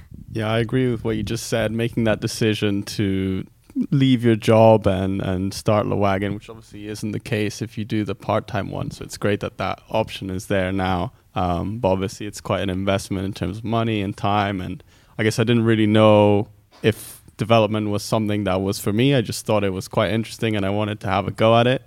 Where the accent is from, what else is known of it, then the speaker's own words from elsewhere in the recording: Netherlands; also born or lived in Greece; now in United Kingdom; I'm from Greece, grew up in Holland, and then came to the UK